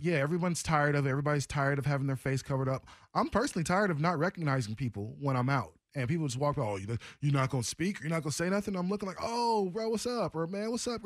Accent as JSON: {"language": "English", "town": "Portland", "country": "United States", "said": "I'm from Portland."}